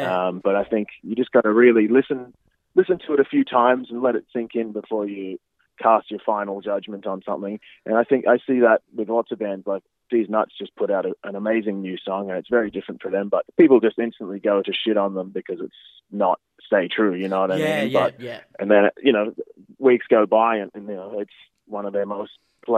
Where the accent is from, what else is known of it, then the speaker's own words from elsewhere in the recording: Gympie, Queensland, Australia; moved away as an adult; also born or lived in Brisbane / Melbourne; now in Toronto, Canada; Yeah, I just moved to Toronto. So I was in Melbourne for about 8 years after I moved from Brisbane. So yeah, I really only lived in Brisbane for about, probably 7 years after I moved home from Gympie.